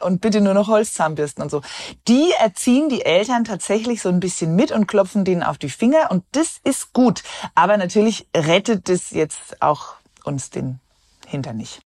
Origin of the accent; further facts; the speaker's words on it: Germany; Bei uns in Deutschland